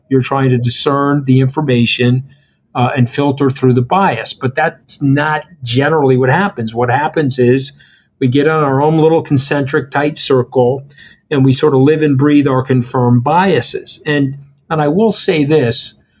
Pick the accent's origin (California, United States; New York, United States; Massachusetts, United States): New York, United States; you may have had biases against me because I'm a New Yorker